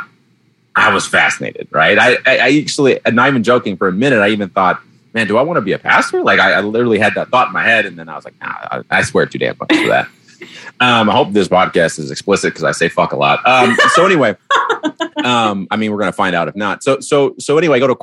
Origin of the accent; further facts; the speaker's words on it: Detroit, Michigan, United States; moved away; I grew up in the Baptist church back in Detroit